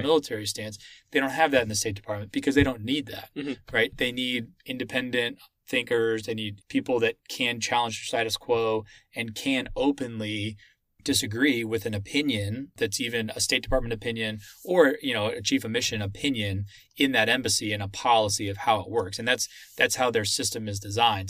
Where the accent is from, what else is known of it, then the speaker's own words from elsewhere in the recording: Austin, Texas, United States; moved away as an adult; I'm from Austin, Texas originally